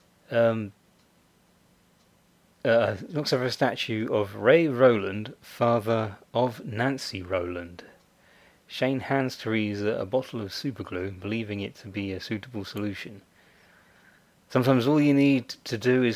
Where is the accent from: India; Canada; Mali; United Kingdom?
United Kingdom; I'm British, so I say secretary